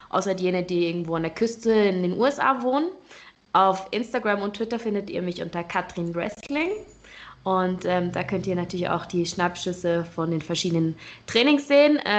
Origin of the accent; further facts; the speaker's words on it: Switzerland; Also ich bin Schweizerin und habe in der Schweiz angefangen zu trainieren.